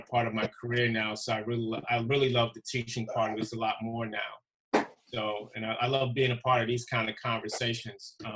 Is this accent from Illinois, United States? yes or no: no; New York City, New York, United States; moved away as an adult; now in Miami, United States; I, am a Brooklyn kid, born and raised in Brooklyn, New York. I um, moved to Miami just recently.